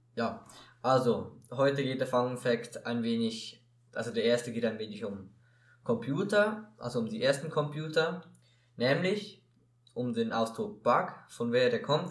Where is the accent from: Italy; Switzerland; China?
Switzerland; bei uns in der Schweiz